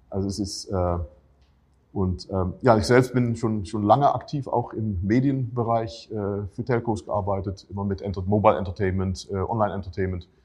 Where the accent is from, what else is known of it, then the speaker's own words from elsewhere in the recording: Netherlands; German is a second language; Ähm, ich bin selber Holländer, also auch nicht Deutscher in dem Sinne.